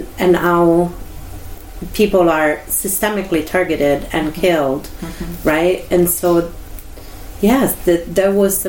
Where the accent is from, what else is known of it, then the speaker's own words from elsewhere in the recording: Italy; now in United States; I was brought up in Italy